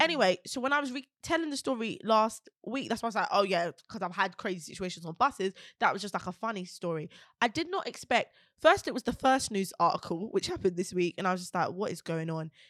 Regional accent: London, United Kingdom; we're from Peckham

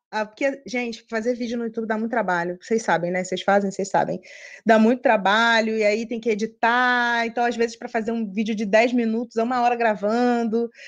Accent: Rio de Janeiro, Brazil; moved away as an adult; now in Atlanta, United States; eu sou do Rio, é, eu trabalho numa multinacional de tecnologia, e aí, há seis anos atrás, fui convidada para vir para cá. Fui transferida para cá, para Atlanta, e aí desde então estou aqui.

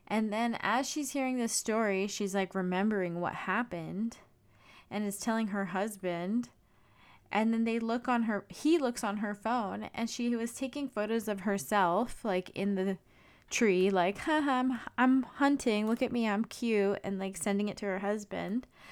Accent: California, United States; I grew up in California

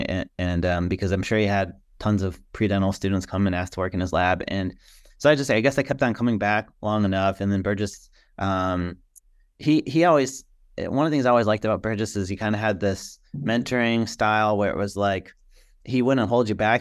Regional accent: Chicago, Illinois, United States; moved away as an adult; also born or lived in New Orleans, Louisiana; now in Birmingham, United States; I love growing up in the Chicago area and always be home for me

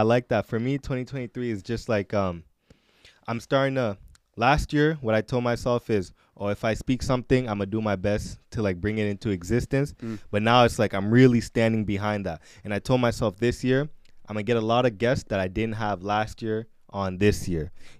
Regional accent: Edmonton, Alberta, Canada; So, born and raised in Edmonton, Alberta.

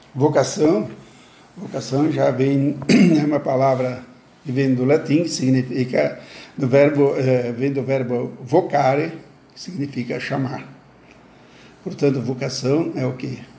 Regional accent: Gaurama, Rio Grande do Sul, Brazil; a minha cidade natal é, chama-se Gaurama. Gaurama fica na região norte do estado do Rio Grande do Sul

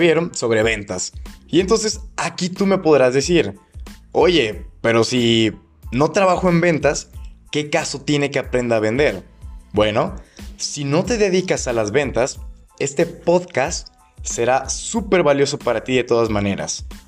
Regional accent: Guadalajara, Jalisco, Mexico; soy de Guadalajara, Jalisco, México

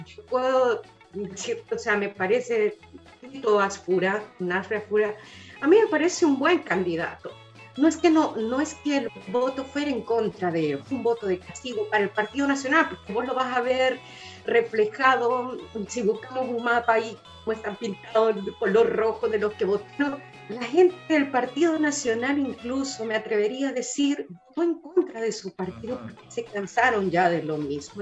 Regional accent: Tegucigalpa, Francisco Morazán, Honduras; moved away as an adult; now in Chile; Sí, la capital, claro que sí, de ahí soy yo, de Tegucigalpa

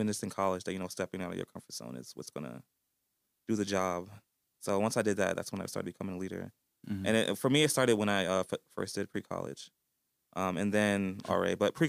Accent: Newark, New Jersey, United States; moved away as an adult; also born or lived in East Orange, New Jersey; So I grew up in Newark / East Orange. And the demographic in like the schools I went to, all the towns, it was basically like all black, really. I was around black people my whole life.

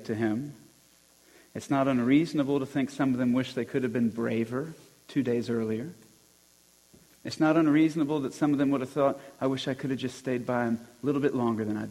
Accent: Alabama, United States; moved away; I'm from Alabama

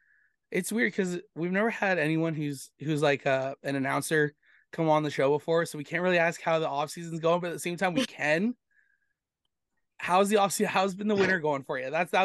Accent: Erin, Ontario, Canada; now in Brampton, Canada; because I live in Brampton, but I a lot of time I grew up in Erin.

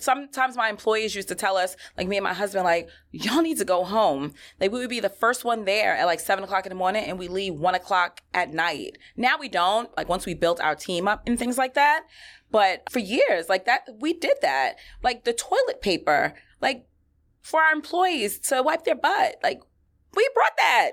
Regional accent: New York City, New York, United States; I grew up in Flushing.

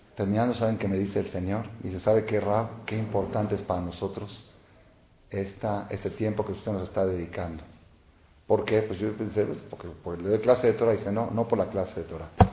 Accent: Mexico; yo, hijo y nieto y bisnieto de mexicanos. Yo soy mexicano, yo soy de aquí, yo soy de aquí.

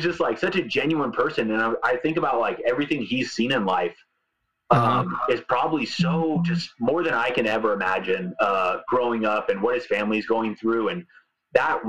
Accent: California, United States; I grew up in California

